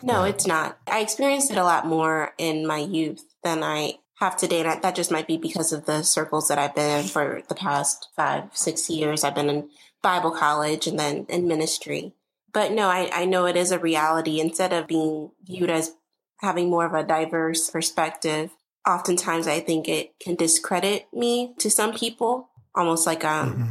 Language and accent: English; St. Louis, Missouri, United States; I grew up here in St. Louis, primarily in Hazelwood